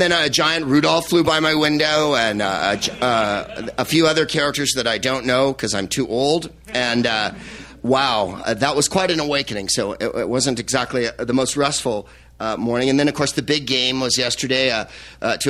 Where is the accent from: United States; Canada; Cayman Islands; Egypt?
United States; San Francisco, California; my hometown of San Francisco